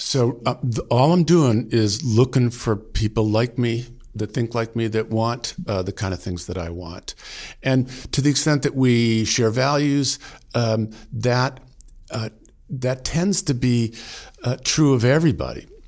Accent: outside Boston, Massachusetts, United States; now in Vermont, United States; I grew up outside Boston, you know, Italian American family

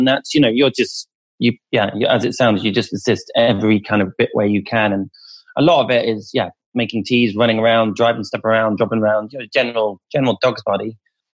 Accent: Rutland, East Midlands, United Kingdom; mine and the director's childhood of growing up in Rutland, which is in the East Midlands, smallest county in the country

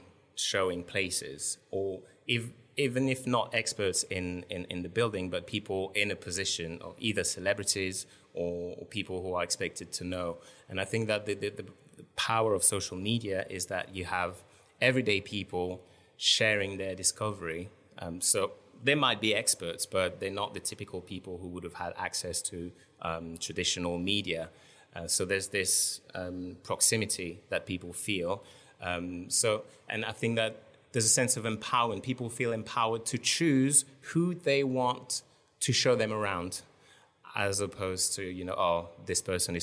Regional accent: Strasbourg, Grand Est, France; I grew up in France, in Strasbourg, which is in France quite notorious for having completely embraced the pedestrianization of the entire city center

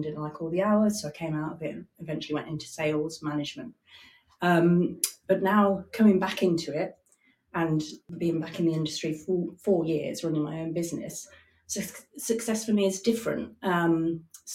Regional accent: Alderminster, West Midlands, United Kingdom; I was brought up in Alderminster, which is a small village outside Stratford-on-Avon

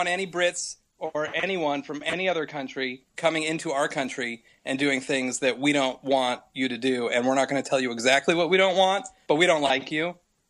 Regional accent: United States; I'm from America. I'm in San Diego.

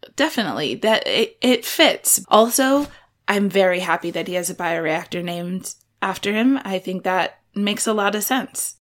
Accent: Iowa, United States; I'm from Iowa

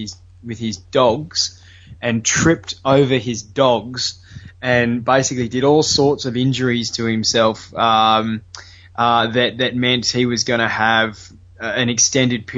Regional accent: Brisbane, Queensland, Australia; I grew up on Boondall on the north side of Brisbane

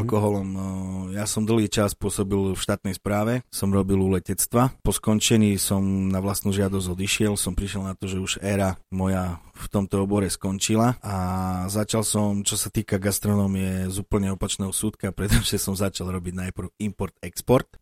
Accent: Slovakia; som Slovák, pochádzajúci od Tatier

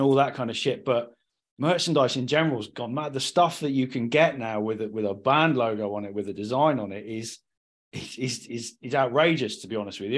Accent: Cornwall, South West England, United Kingdom; now in South East England, United Kingdom; I'm from Cornwall

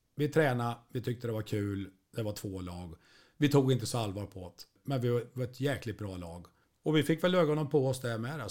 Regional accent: Degerfors, Örebro County, Sweden; jag är ju från Degerfors

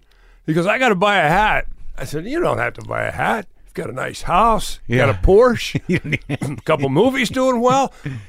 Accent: Wheeling, West Virginia, United States; I grew up in West Virginia, Wheeling, West Virginia, you know, and I had the hillbilly thing in me.

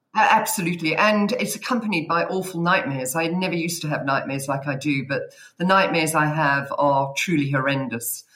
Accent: South Africa; accent: South African; now in Cheltenham, United Kingdom; You should be able to tell my accent because I think I'm the only South African in the room.

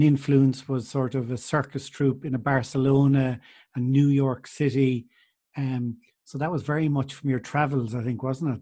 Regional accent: Clare, Munster, Ireland; I'm from Clare

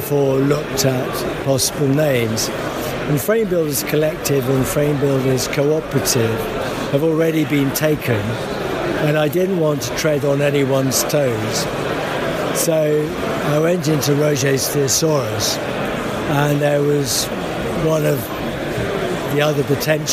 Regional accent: London, United Kingdom; moved away as an adult; now in South Coast, United Kingdom; London. I think I'm still a Londoner, but I've moved down to the South Coast

